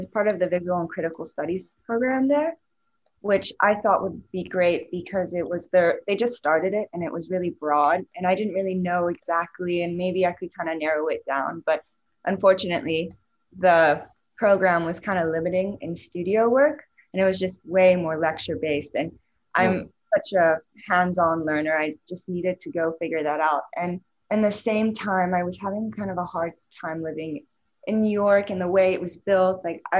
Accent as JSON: {"language": "English", "country": "Switzerland", "tie": "born or raised there", "said": "And I grew up in Switzerland and I always found myself very creative, like from a young age."}